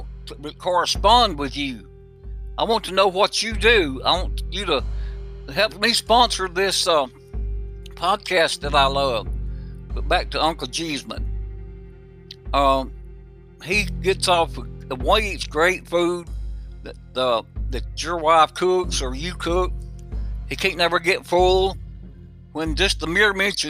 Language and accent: English; the South, United States; my neck of the woods in the South.